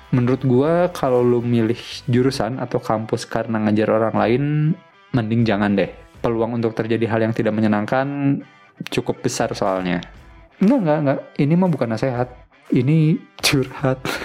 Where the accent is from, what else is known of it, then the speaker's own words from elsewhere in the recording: Betawi, Jakarta, Indonesia; gue yang sekarang hidup sebagai anak Betawi